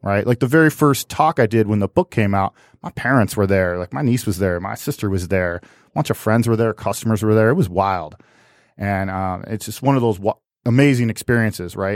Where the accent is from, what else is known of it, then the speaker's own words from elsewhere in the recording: United States; I'm an American.